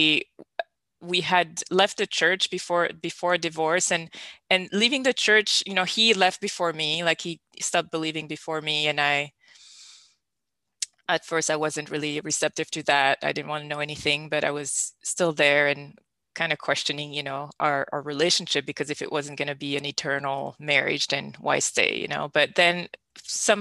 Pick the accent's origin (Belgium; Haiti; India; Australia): Belgium; I'm born and raised in Belgium